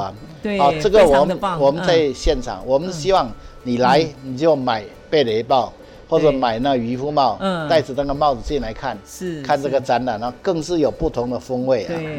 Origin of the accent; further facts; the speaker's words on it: Hsinchu County, Taiwan; 我因为我们从小就在乡下长大嘛，所以它里面的所有的这些哈，对，呃，这个客家的生活习惯啊、风俗啊、信仰哈